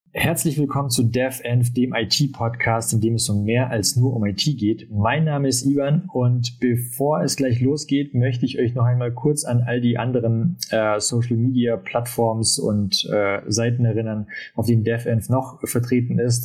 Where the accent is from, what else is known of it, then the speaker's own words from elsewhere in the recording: Ulm, Baden-Württemberg, Germany; moved away; also born or lived in Munich; ich bin ja eigentlich aus Ulm